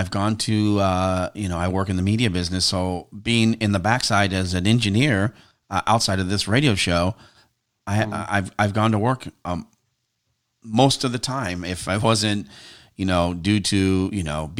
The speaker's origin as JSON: {"language": "English", "area": "the Northwest", "region": "Pacific Northwest", "country": "United States", "tie": "born or raised there", "said": "growing up in the Northwest here"}